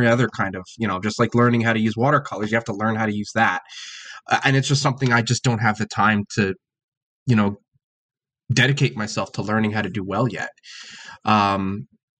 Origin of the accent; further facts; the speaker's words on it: New Jersey, United States; where I grew up in New Jersey